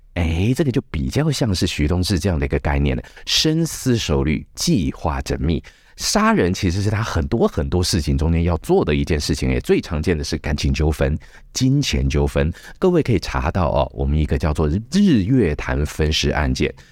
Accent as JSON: {"language": "Chinese", "region": "Chiayi", "country": "Taiwan", "said": "我是嘉义来的哈， 嘉义是亚热带"}